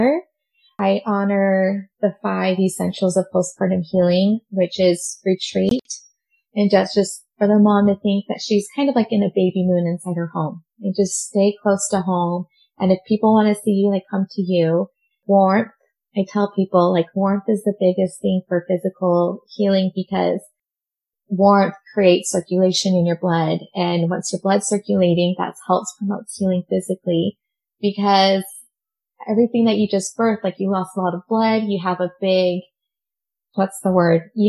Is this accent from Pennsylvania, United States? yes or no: no; Utah, United States; also born or lived in Montreal, Quebec, Canada; I was raised in Utah